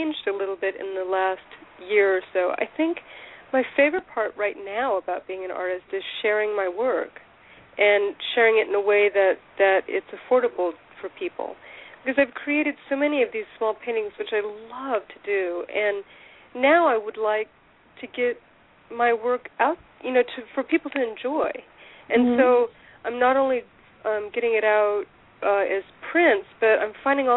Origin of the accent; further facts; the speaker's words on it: Southern California, United States; moved away as an adult; also born or lived in Portland, Maine / San Angelo, Texas; I grew up in Southern California